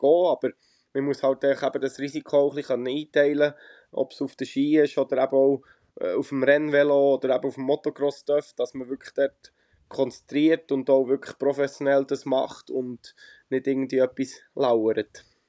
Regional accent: Rohrbach, Bern, Switzerland; bin gerade daheim in Rohrbach in der Schweiz, äh, ja. wo ich aufgewachsen bin und auch lebe, wenn ich daheim bin

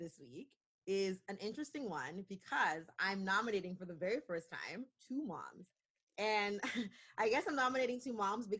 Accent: Canada; we're still excited to be Canadian

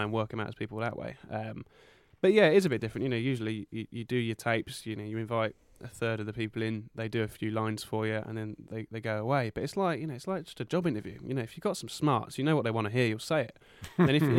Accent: London, United Kingdom; growing up in South London

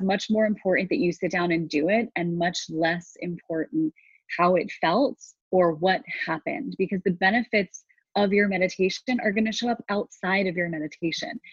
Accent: United States; I grew up in New York and New Jersey

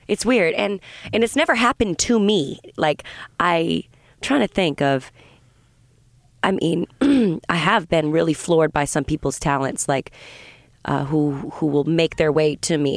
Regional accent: south of Boston, Massachusetts, United States; also born or lived in Vermont / New England; I grew up mostly in, uh, south of Boston.

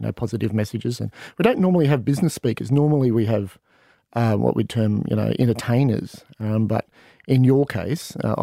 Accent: Brisbane, Queensland, Australia; I grew up in Brisbane

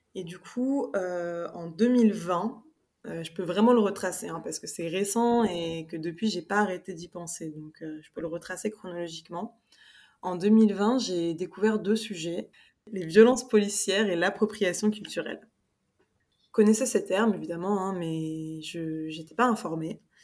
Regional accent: Paris, Île-de-France, France; moved away as an adult; now in Spain; je suis franco-sénégalaise et j'ai grandi à Paris avec ma mère qui est française

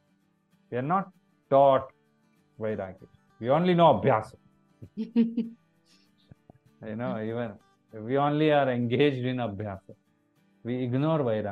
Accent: India; as an Indian citizen.

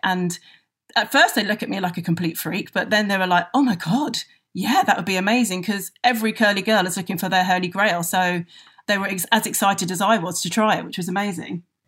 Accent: London, United Kingdom; I'm a Londoner

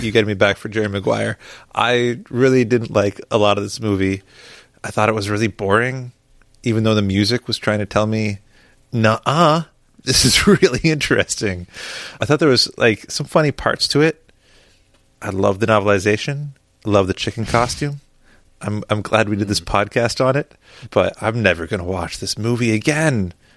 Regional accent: Canada; We're we're Canadian.

